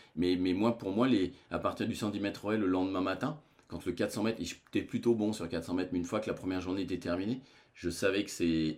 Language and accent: French; France; chez nous en France